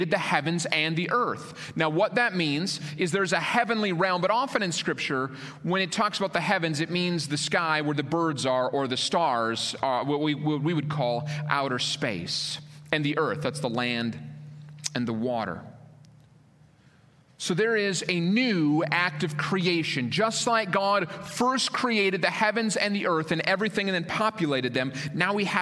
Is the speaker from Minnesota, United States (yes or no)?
yes; Minnesota, United States; moved away; I grew up in Minnesota, land of 10,000 lakes.